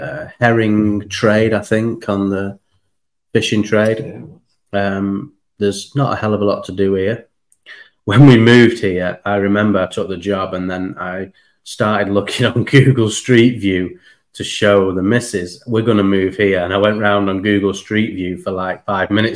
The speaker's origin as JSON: {"language": "English", "country": "United Kingdom", "said": "I would say I was British."}